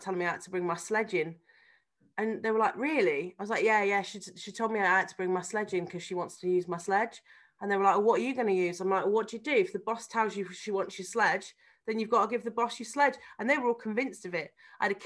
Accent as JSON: {"language": "English", "town": "Harvington", "region": "West Midlands", "country": "United Kingdom", "tie": "born or raised there", "said": "This is literally us growing up in Harvington."}